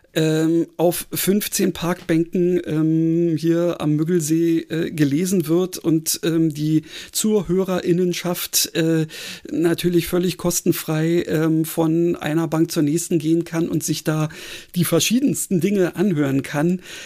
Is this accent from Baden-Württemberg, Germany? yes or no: no; Berlin, Germany; ich bin ja Berliner